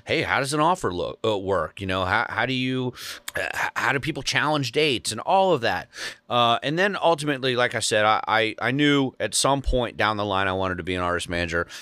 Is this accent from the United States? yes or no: yes; Cincinnati, Ohio, United States; now in Brentwood, Tennessee, United States; born and raised in Cincinnati